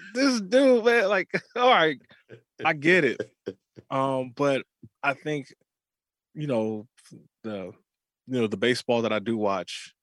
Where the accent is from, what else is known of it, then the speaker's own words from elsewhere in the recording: Bay Area, California, United States; I grew up in the Bay Area, uh, mm-hmm. watching the A's and the Giants